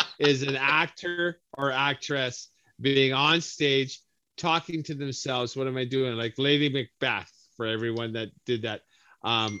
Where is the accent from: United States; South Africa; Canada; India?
Canada; as a Canadian